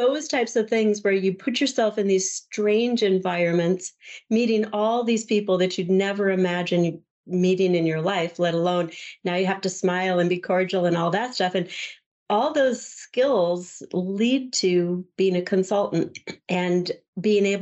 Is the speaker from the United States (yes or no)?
yes; Southwest Minnesota, United States; also born or lived in California; I grew up in a small farming community in Southwest Minnesota. I was born in California, and my dad brought us here for his job